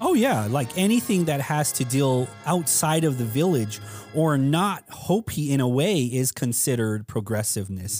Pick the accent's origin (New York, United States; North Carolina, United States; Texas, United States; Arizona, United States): Arizona, United States; Tuba City; I was born at Tuba City